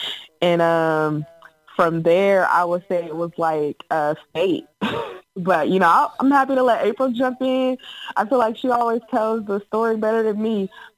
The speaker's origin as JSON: {"language": "English", "region": "Ohio", "country": "United States", "tie": "born or raised there", "lives_now": "Washington, United States", "said": "I am a forever Buckeye. So, you know, just want to throw that out there. But yeah, born and raised in Ohio. I come from a union family."}